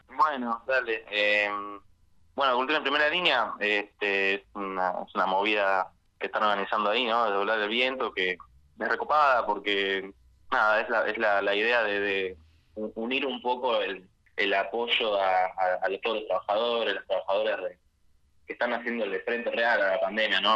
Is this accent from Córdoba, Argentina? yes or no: no; Buenos Aires, Argentina; yo soy de acá de Capital